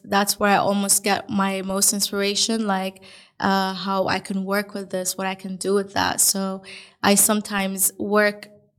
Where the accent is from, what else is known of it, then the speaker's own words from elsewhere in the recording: Dubai, United Arab Emirates; also born or lived in Melbourne / Lisbon; So I grew up 24 years in Dubai. I also lived in Melbourne, which was a huge change.